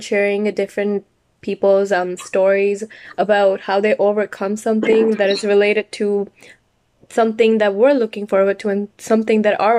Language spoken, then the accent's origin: English; Brampton, Ontario, Canada; one of the co-founders of FemSociety. I'm a 15-year-old from Brampton, Ontario.